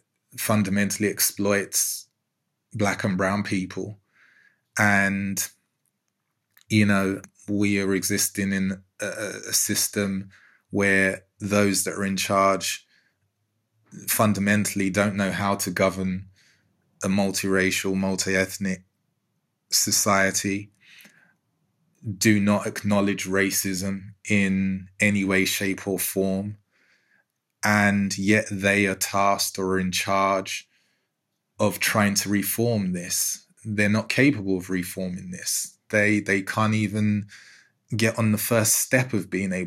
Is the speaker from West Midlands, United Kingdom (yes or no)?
no; London, United Kingdom; I grew up in Newham in East London